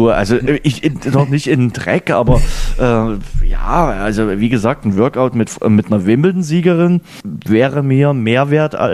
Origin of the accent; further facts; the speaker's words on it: Lower Lusatia, Brandenburg, Germany; Niederlausitz, meine Heimat.